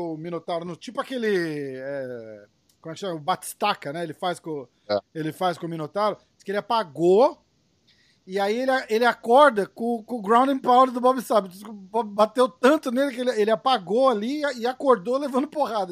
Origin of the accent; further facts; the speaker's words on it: Brazil; como brasileiro